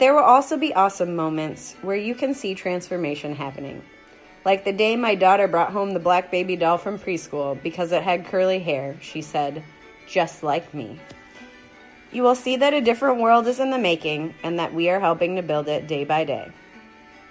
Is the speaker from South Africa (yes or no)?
no; United States